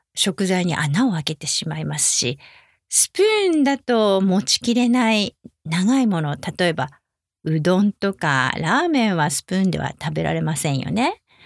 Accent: Japan; 私は日本人なのでお箸です

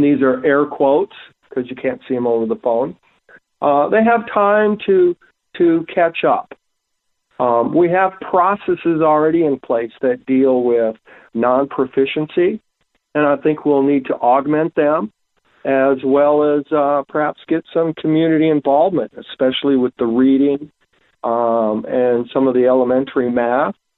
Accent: Pierre, South Dakota, United States; I grew up in Pierre.

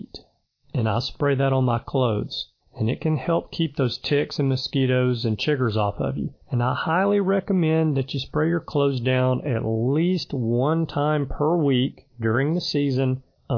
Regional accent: Alabama, United States; my home state

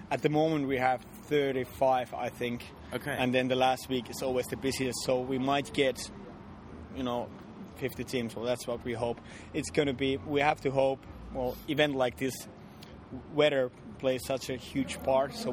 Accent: Kajaani, Kainuu, Finland; Yeah, that's yeah, my hometown.

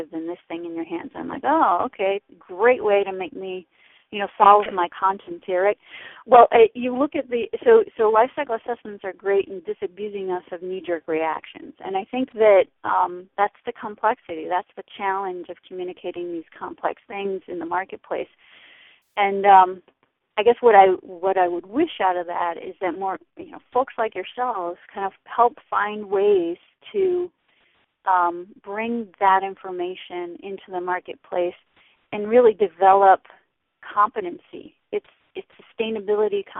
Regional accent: New York, United States; now in Washington, D.C., United States; I'm from New York originally. I live in D.C.

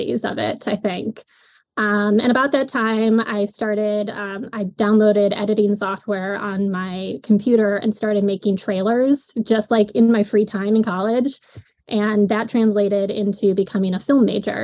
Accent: Buffalo, New York, United States; I was born and raised in Buffalo, New York, or just outside of it

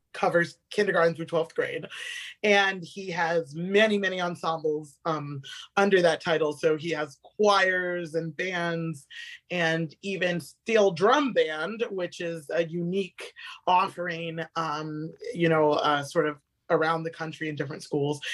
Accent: Avon Park, Florida, United States; I grew up in Florida um, right in the center of the state in uh, Avon Park, Florida.

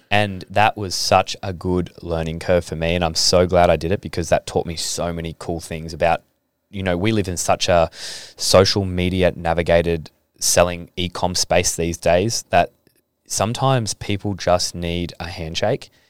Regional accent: Adelaide, South Australia, Australia; now in Gold Coast, Australia; I came from Adelaide, and Adelaide's not a rugby league state

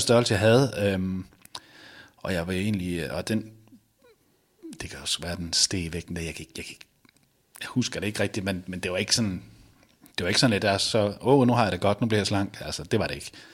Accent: Viborg, Central Denmark Region, Denmark; now in Randers, Denmark; jeg bor i Randers nu, men jeg, jeg kommer oprindeligt fra Viborg

